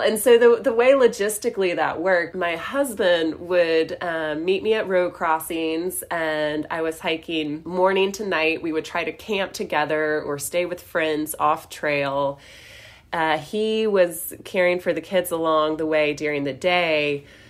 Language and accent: English; Western North Carolina, United States; I grew up in Western North Carolina